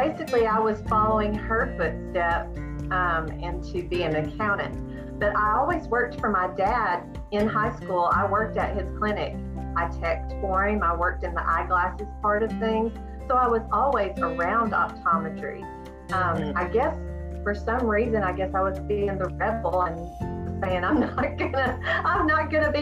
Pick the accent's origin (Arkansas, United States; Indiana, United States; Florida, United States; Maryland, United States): Arkansas, United States; Searcy; moved away as an adult; also born or lived in Illinois; I am born and raised in Searcy, Arkansas.